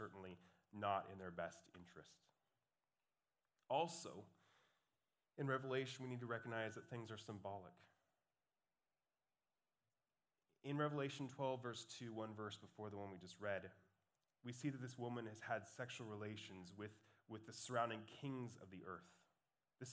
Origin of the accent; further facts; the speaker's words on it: Montana, United States; moved away; also born or lived in California; Growing up in the Montanan desert